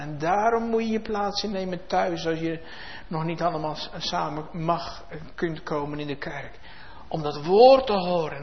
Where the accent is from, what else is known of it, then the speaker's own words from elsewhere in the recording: Netherlands; in ons vaderland